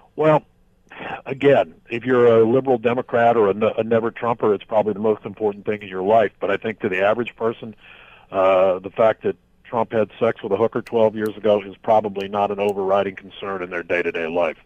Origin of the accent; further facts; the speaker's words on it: United States; like a lot of Americans